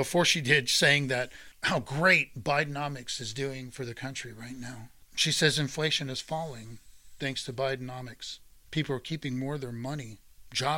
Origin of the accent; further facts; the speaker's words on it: United States; this is as an American veteran